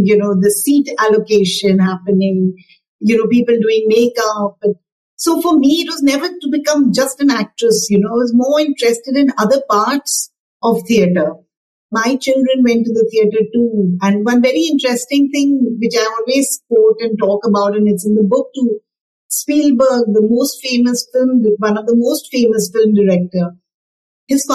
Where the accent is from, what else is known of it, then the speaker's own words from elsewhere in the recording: India; I'm so proud that I'm an Indian